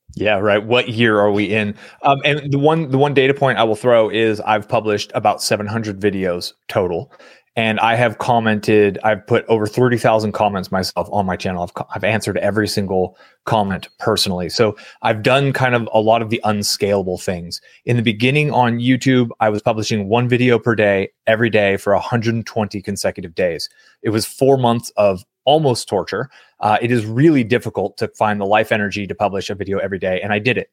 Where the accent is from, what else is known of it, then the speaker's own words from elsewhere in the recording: San Francisco Bay Area, California, United States; I grew up in the San Francisco Bay Area during the dot-com boom